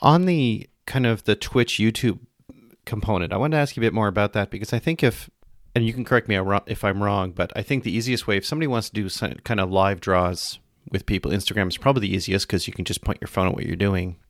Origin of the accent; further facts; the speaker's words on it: Canada; I'm Canadian